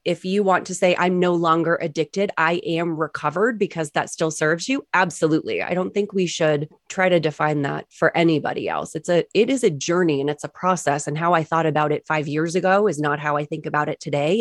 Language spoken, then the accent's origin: English; New England, United States; growing up in New England.